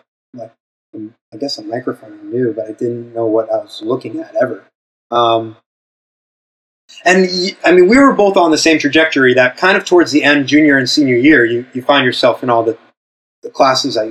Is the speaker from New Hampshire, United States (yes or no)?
yes; Windham, New Hampshire, United States; moved away as an adult; also born or lived in Londonderry, New Hampshire; now in New York, United States; I grew up in Windham, New Hampshire